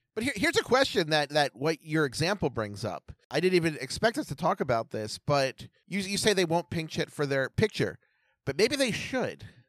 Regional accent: Baltimore, Maryland, United States; I'm from Baltimore

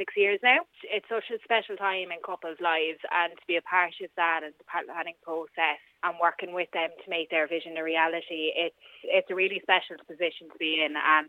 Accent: Ireland; we're Irish

